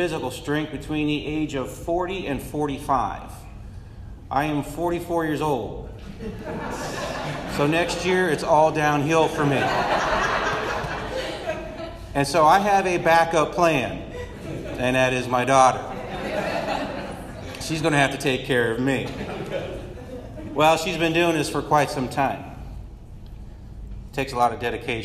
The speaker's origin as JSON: {"language": "English", "region": "Midwest", "country": "United States", "said": "I'm from the Midwest."}